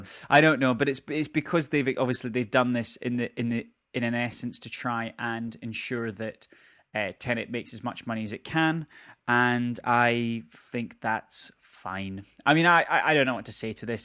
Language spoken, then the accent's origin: English; Scotland, United Kingdom; we are both Scottish